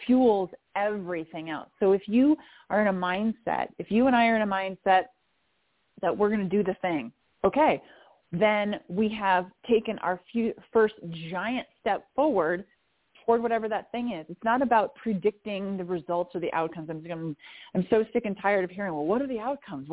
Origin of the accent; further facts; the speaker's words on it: Minnesota, United States; I grew up in the Midwest in the United States of America. I grew up in Minnesota